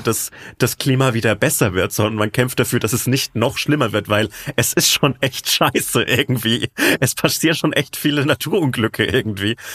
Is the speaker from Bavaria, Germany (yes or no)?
yes; Franconia, Bavaria, Germany; accent: Franconian; in meinen Dialekt abrutsche.